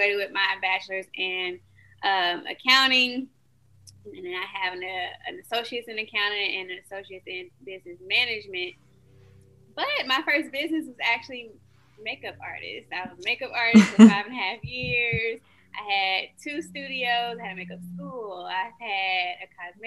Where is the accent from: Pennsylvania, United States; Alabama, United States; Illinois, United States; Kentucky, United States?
Alabama, United States; accent: southern; I am from Alabama. I know y'all say y'all can hear the southern.